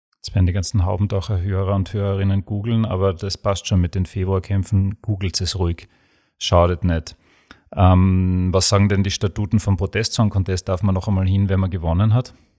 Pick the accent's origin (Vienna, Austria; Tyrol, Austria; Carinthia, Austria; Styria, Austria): Styria, Austria; Graz; bei uns in Graz